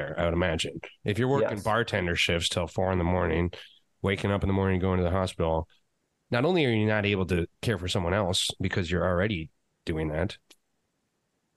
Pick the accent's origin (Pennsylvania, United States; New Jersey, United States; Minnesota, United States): Minnesota, United States; Duluth; moved away as an adult; Duluth, I grew up in, age 8 to like 23